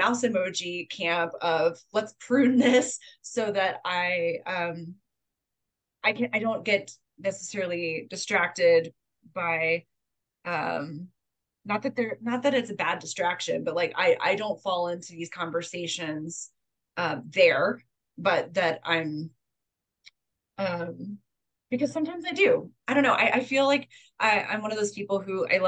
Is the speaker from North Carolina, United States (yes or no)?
yes; North Carolina, United States; moved away as an adult; also born or lived in Texas; I grew up in North Carolina, and then I lived in Texas for 10 years